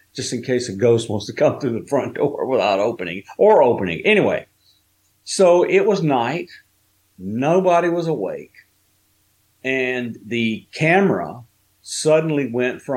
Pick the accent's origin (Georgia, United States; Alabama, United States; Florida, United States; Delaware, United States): Alabama, United States; moved away as an adult; also born or lived in Tennessee; when I was 1 year old, we moved from where I was born in Tennessee to where I was live until I was an adult in Alabama